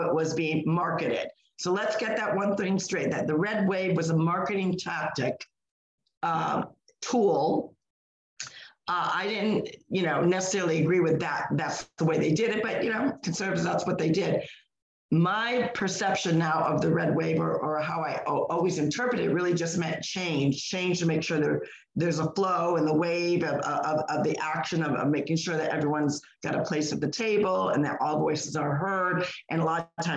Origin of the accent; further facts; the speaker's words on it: Northeast, United States; moved away as an adult; now in Florida, United States; we're from the Northeast. We lived in the Northeast all our lives.